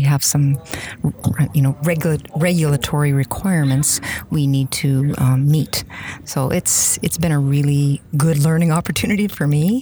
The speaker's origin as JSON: {"language": "English", "region": "Saskatchewan", "country": "Canada", "said": "I'm from uh, one of the cold Western Canadian prairie provinces, Saskatchewan."}